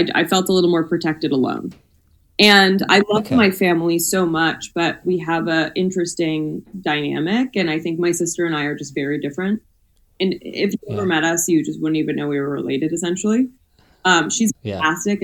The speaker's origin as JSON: {"language": "English", "region": "New York", "country": "United States", "moved": "yes", "lives_now": "Los Angeles, United States", "said": "I'm from New York, but I moved"}